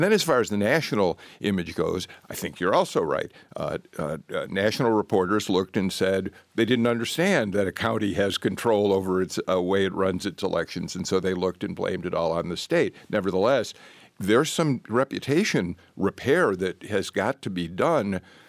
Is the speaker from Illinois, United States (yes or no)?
yes; Chicago, Illinois, United States; Wait, I'm from Chicago, areas.